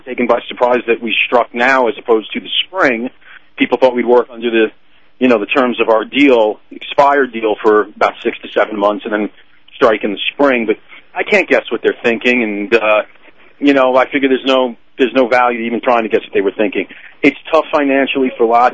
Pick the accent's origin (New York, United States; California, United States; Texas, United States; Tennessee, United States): New York, United States; accent: New York